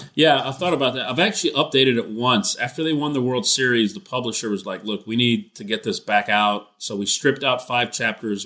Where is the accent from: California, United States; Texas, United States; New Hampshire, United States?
Texas, United States; I'm a Texan now." And so, uh, you know, I've been a, a Texan ever since